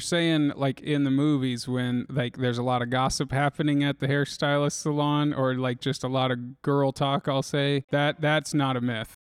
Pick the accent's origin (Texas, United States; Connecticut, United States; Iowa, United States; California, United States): Iowa, United States; Indianola; also born or lived in Des Moines, Iowa; I grew up around Indianola, but then kinda m, moved into Des Moines